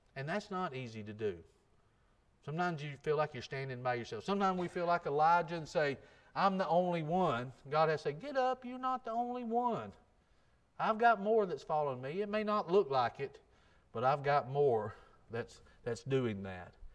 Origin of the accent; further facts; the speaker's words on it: United States; I grew up in Jackson County.